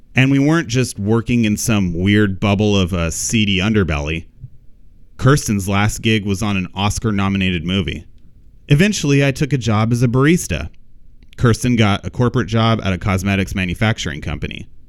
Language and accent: English; Pomona, California, United States; I grew up in Pomona, California